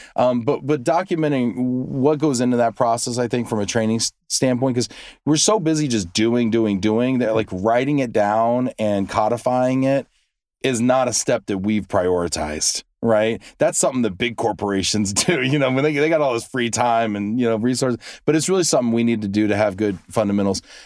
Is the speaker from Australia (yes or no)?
no; United States; we have short memories over in the, in the U S